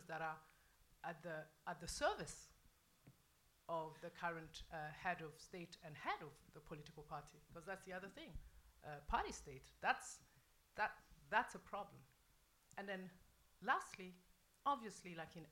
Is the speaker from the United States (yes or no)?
no; Burundi; born or raised there